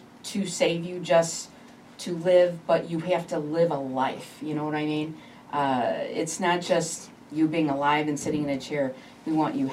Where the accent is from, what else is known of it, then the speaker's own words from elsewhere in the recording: Chicago, Illinois, United States; I'm from Chicago, Northside